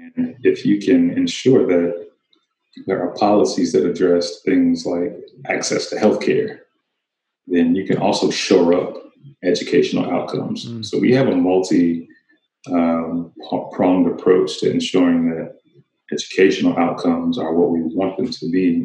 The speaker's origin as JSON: {"language": "English", "town": "Kennesaw", "region": "Georgia", "country": "United States", "tie": "born or raised there", "also_born_or_lived": "Tennessee / Smyrna, Georgia", "said": "I grew up in a suburb of Atlanta called Kennesaw"}